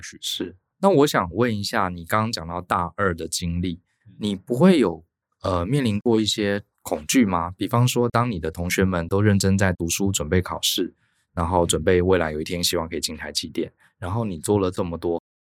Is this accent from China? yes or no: no; Taipei, Taiwan; moved away as an adult; also born or lived in Tainan; 我是台北人，我念成大